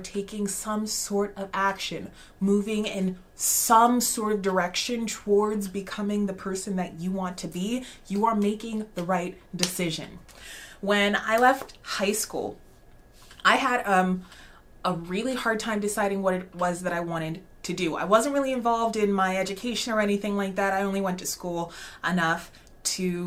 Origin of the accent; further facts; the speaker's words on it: Alaska, United States; moved away as an adult; also born or lived in Arlington, Texas; I grew up in Alaska